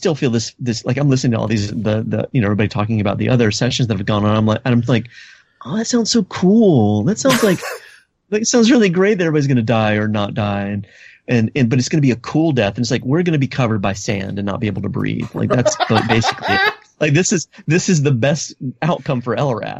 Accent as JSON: {"language": "English", "region": "South Carolina", "country": "United States", "said": "I'm from South Carolina"}